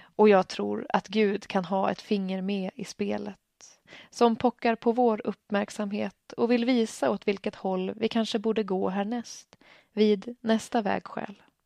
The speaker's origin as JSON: {"language": "Swedish", "town": "Stockholm", "region": "Stockholm County", "country": "Sweden", "tie": "born or raised there", "moved": "as an adult", "lives_now": "Örnsköldsvik, Sweden", "said": "Jag kommer från Stockholm, där jag vuxit upp och studerat och bor sedan tvåtusendsexton i Örnsköldsvik"}